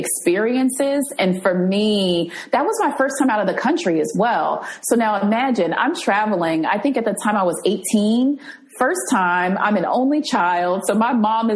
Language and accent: English; New Jersey, United States; the apartment where I grew up in New Jersey